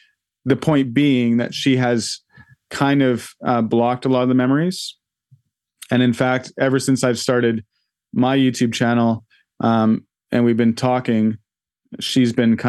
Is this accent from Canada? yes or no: yes; Vancouver, British Columbia, Canada; So I grew up in Vancouver in a little townhouse complex, and across the street was a house with a cherry tree